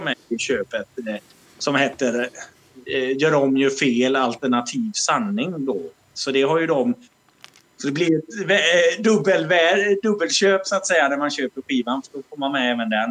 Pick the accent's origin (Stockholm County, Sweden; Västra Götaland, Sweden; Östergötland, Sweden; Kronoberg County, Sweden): Västra Götaland, Sweden; Alingsås; accent: västgötska; now in Malmö, Sweden; vi kommer ju från Alingsås från början